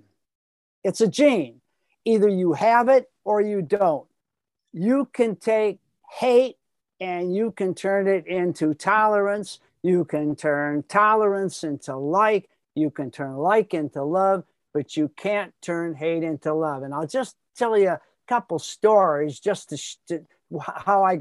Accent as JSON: {"language": "English", "town": "Chicago", "region": "Illinois", "country": "United States", "tie": "born or raised there", "said": "I grew up in Chicago"}